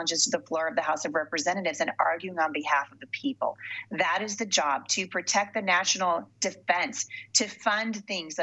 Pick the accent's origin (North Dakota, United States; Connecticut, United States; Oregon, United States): Oregon, United States; Portland; moved away; I grew up in Portland